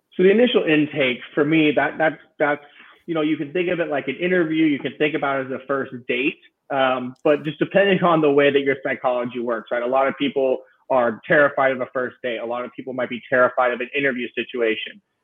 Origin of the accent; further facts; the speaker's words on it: Central California, United States; moved away as an adult; now in San Francisco, United States; my hometown in uh, Central California